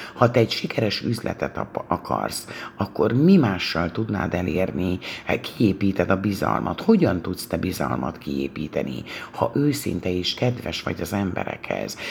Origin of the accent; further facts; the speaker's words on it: Hungary; hisz magyarok vagyunk